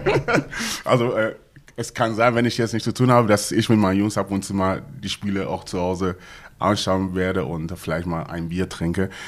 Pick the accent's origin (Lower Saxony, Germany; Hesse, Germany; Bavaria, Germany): Lower Saxony, Germany; Hanover; now in Gelsenkirchen, Germany; ich komme aus, ursprünglich aus Hannover